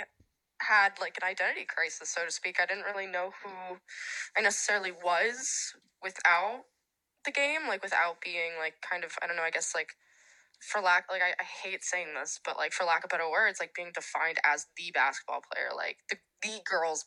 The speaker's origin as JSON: {"language": "English", "town": "Los Angeles", "region": "California", "country": "United States", "tie": "born or raised there", "also_born_or_lived": "Santa Barbara", "moved": "as an adult", "said": "growing up in Los Angeles, being a big city girl"}